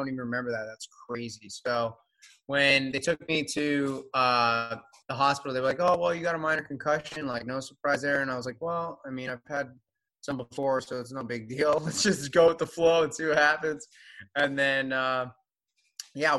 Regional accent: Florida, United States; now in Los Angeles, United States; I'm from Florida, but I live in LA now

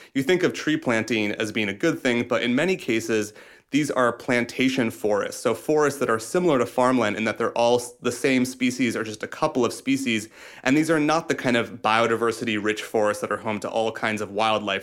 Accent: Iowa, United States; I'm from Iowa, we have these giant cornfields

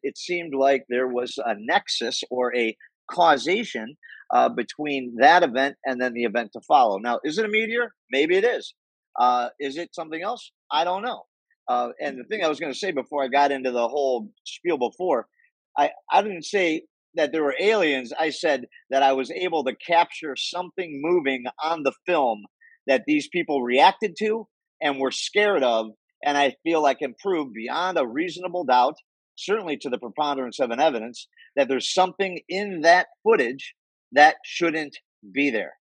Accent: Cleveland, Ohio, United States; I'm from Cleveland

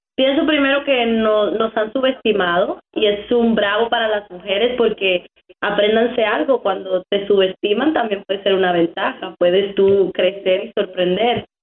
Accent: Dominican Republic; moved away as an adult; also born or lived in New York City; now in United States; soy de la República Dominicana

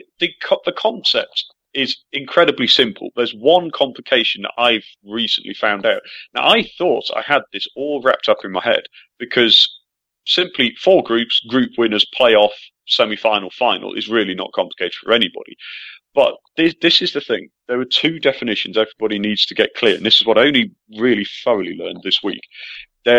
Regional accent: England, United Kingdom; as an Englishman

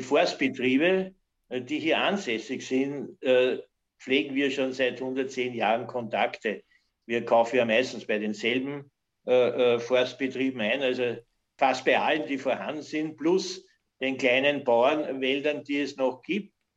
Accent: Hollabrunn, Lower Austria, Austria; also born or lived in United States / Canada; ich komme aus Hollerbrunn

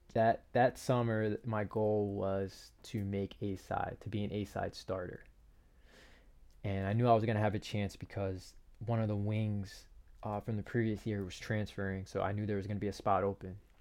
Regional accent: Piscataway, New Jersey, United States; I was from Piscataway

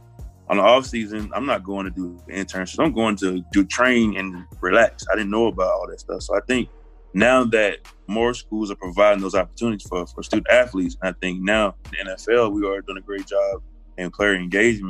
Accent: Anniston, Alabama, United States; I grew up in the Bible Belt of Alabama

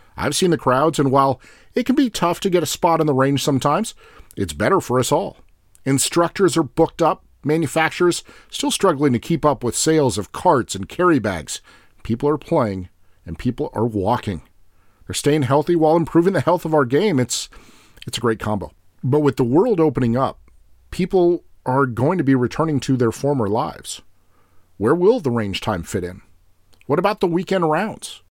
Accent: United States; I'm also an American

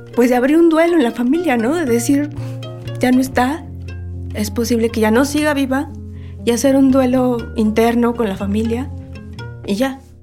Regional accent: Mexico City, Mexico; nací y vivo en la Ciudad de México toda mi vida

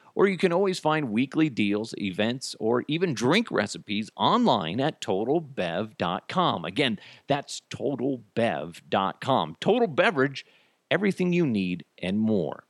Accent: United States; I'm, I'm American

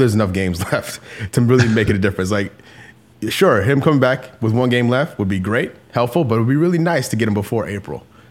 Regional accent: Illinois, United States; also born or lived in St. Louis, Missouri; I was born in St. Louis, kind of grew up around Illinois

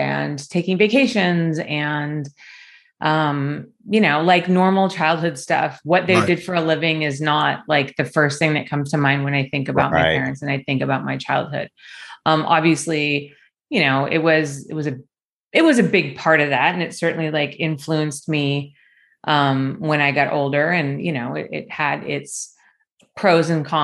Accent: Los Angeles, California, United States; also born or lived in Hollywood, Los Angeles / Calabasas, California; I grew up in like the Culver City, Mar Vista area

